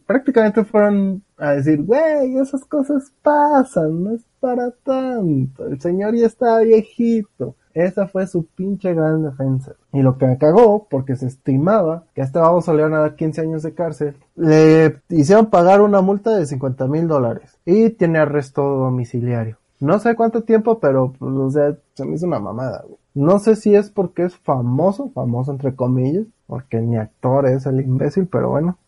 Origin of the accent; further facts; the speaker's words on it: Mexico; somos mexicanos